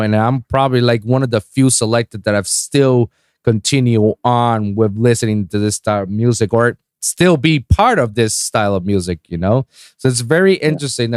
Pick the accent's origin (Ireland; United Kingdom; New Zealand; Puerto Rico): Puerto Rico; now in South Florida, United States; my hometown in Puerto Rico